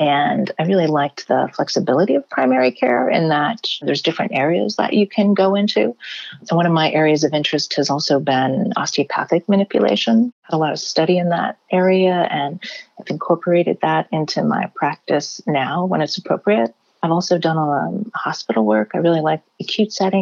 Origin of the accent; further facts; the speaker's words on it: Maine, United States; now in California, United States; I'm originally from Maine